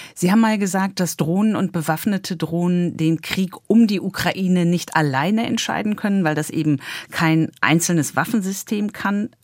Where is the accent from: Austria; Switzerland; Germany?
Germany; bei uns in Deutschland